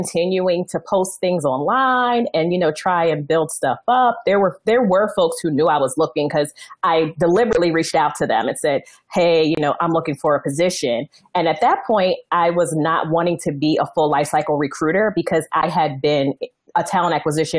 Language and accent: English; Northeast, United States; I'm from the Northeast